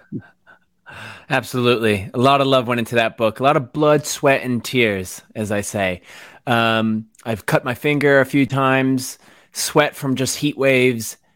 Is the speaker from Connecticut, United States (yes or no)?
yes; Waterbury, Connecticut, United States; moved away as an adult; also born or lived in New York City / Los Angeles; now in United Kingdom; I grew up in Connecticut, Waterbury, Connecticut, small, small to, smallish town